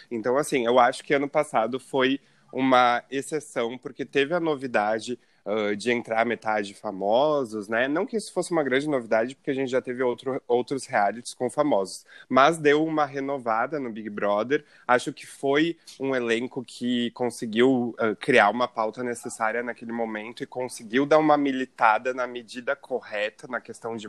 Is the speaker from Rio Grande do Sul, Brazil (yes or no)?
yes; Rio Grande do Sul, Brazil; aqui da cidade que a gente é do Rio Grande do Sul